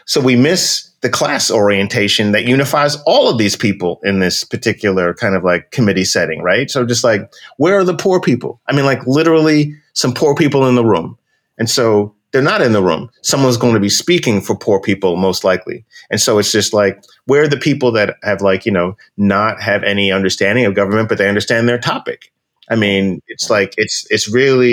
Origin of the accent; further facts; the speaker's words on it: New York, United States; I'm a brother from New York.